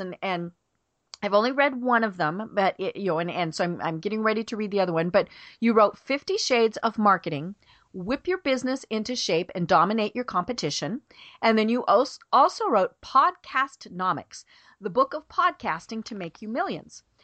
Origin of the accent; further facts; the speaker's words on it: Colorado, United States; I grew up in Colorado in a mountain town way up in the middle of the mountains